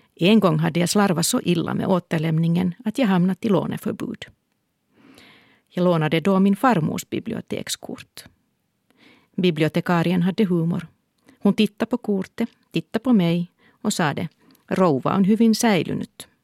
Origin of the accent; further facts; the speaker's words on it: Helsinki, Uusimaa, Finland; Då jag föddes bodde vi i Härtonäs, en stadsdel i östra Helsingfors